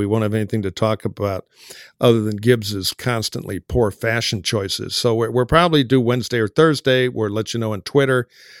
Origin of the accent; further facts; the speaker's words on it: Michigan, United States; Michigan's interesting on two levels. My home state